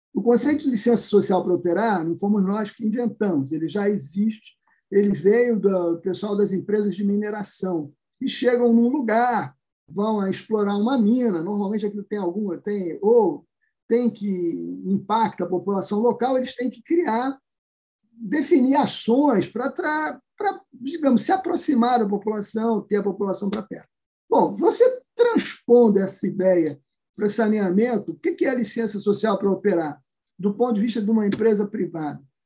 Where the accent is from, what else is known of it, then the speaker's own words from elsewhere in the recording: Rio de Janeiro, Brazil; eu que sou do Rio de Janeiro